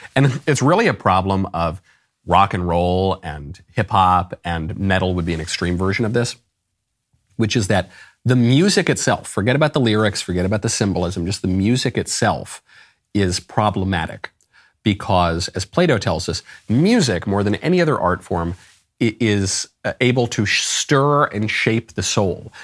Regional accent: United States; I'm an American

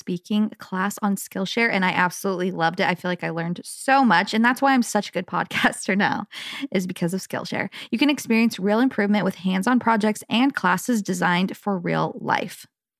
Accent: California, United States; now in Provo, United States; So I'm from, so I'm from Southern California, and I recently moved to Provo in August.

